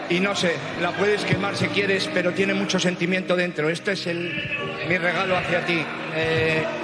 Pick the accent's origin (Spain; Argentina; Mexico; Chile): Spain; León, Castile and León; llegó a mi ciudad y preguntó por mí. Nunca esperaba que Xavi Aguado estuviera en León y quisiera verme, y quisiera darme un abrazo en mi tierra